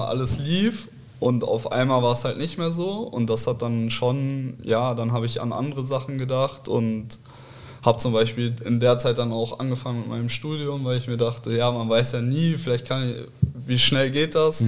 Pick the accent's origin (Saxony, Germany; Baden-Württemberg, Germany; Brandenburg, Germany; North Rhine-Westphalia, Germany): North Rhine-Westphalia, Germany; Cologne; moved away as an adult; now in Hamburg, Germany; ich aus Köln komme, gebürtig, in also in Köln geboren, da auch äh, groß geworden, aufgewachsen